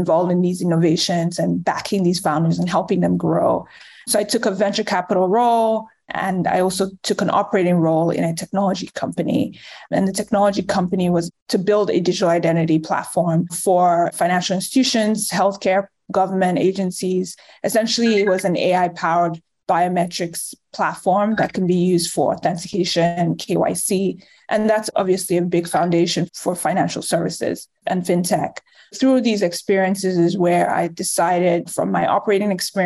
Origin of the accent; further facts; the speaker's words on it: Nigeria; moved away; also born or lived in Chicago, United States / England / New York, United States; I'm originally from Nigeria, but I was born in Chicago in the US. I lived in Nigeria for most of my life